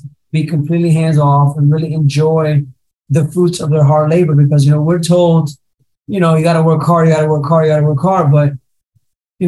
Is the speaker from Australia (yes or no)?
no; Puerto Rico; first language Spanish; English is a second language; moved away; also born or lived in New Jersey; I was raised in Puerto Rico. So Spanish was my first language learned